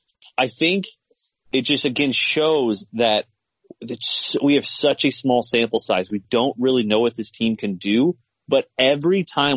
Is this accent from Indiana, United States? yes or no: yes; Evansville, Indiana, United States; there's three things about Evansville. One, it's my hometown.